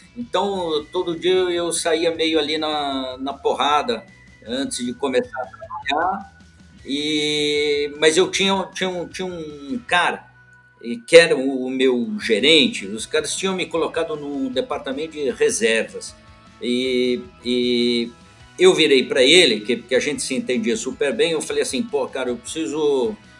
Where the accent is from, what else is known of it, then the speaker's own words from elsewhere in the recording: São Paulo, Brazil; moved away as an adult; also born or lived in London; Eu sou, eu sou paulistano